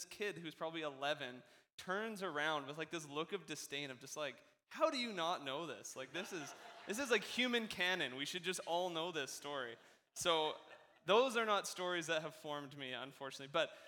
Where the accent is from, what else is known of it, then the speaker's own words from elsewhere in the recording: West Coast, Canada; I don't even think I'm that Canadian. I think I do pretty good at, you know, us West Coast, we're basically American in how we talk